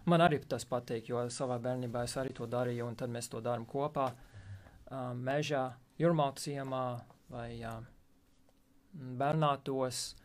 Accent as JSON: {"language": "Latvian", "region": "West Virginia", "country": "United States", "second_language": "Latvian", "moved": "as an adult", "lives_now": "Latvia", "said": "es esmu no Rītuma Virģīnijas."}